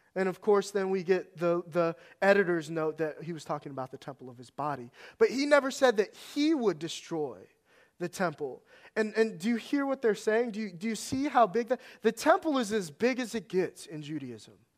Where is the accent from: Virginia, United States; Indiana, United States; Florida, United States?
Virginia, United States; Northern; moved away; I grew up in Northern Virginia.